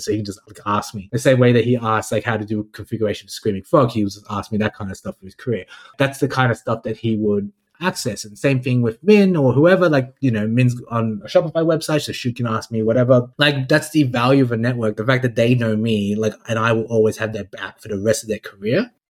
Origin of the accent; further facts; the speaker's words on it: Australia; also born or lived in Hong Kong; I was born in Hong Kong, raised in Australia